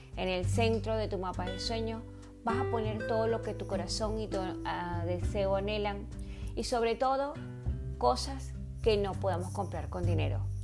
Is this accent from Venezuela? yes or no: yes; Venezuela; also born or lived in Caracas, Venezuela; Yo nací en Caracas, Venezuela, pero me crié en un pueblo muy pequeñito